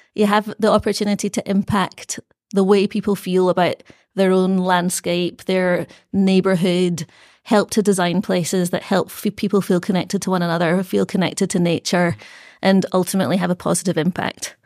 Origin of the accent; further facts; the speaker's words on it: Glasgow, Scotland, United Kingdom; now in Australia; I grew up in Glasgow, in Scotland, in the eighties, um, in the suburbs